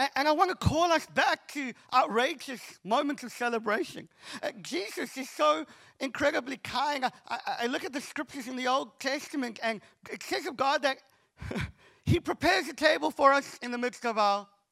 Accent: Cape Town, Western Cape, South Africa; I'm from Cape Town

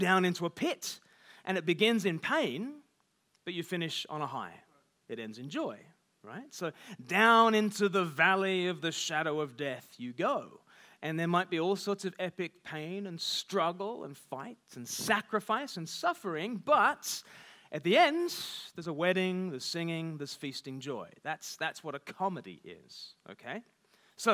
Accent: Australia; accent: half Australian, half English; now in United Kingdom; But I grew up in Australia. I've lived half my life in the UK, give or take the odd deportation, but mainly.

